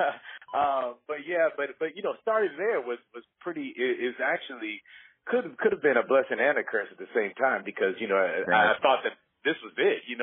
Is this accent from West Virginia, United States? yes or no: no; Rancho Cucamonga, California, United States; So I was raised here in Los Angeles. I was raised in a city called Rancho Cucamonga, which was, basically 45 minutes outside